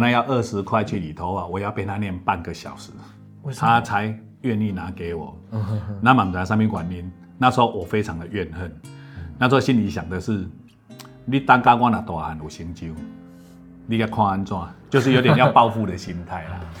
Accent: Lucao, Chiayi County, Taiwan; 我是嘉义鹿草人。家己落草，落下咧食草。

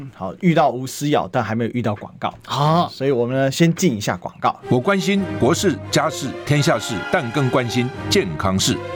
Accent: Taiwan; 我们作为台湾人

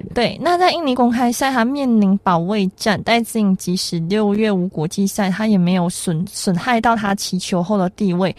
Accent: Malaysia; 我们马来西亚人

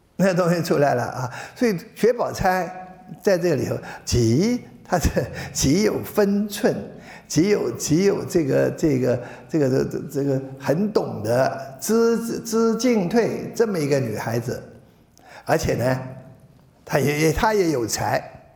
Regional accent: China; 我们中国人的人生哲学

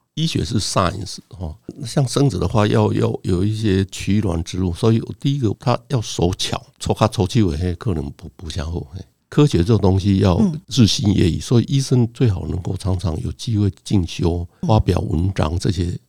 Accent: Donggang, Pingtung County, Taiwan; 我小的时候是在屏东的东港那个小镇长大，所以镇上大概只有四个医生

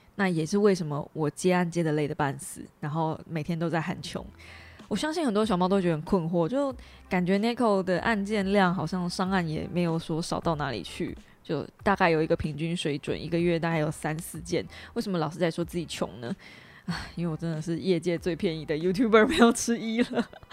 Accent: Kaohsiung, Taiwan; 即便我是高雄人，其实严格说起来，呃，高雄的球场离我家也不远

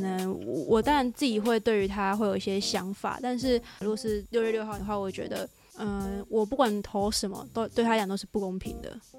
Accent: Kaohsiung, Taiwan; now in Taipei, Taiwan; 现在住这附近，但是我本身我是哦。我是高雄人

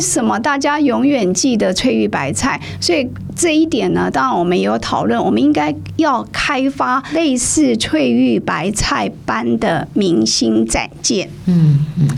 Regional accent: Taiwan; 我们台湾人

